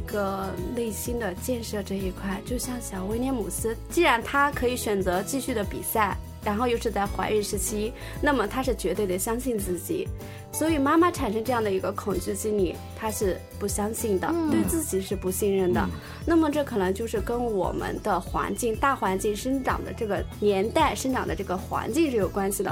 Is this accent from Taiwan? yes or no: no; China; 我们中国人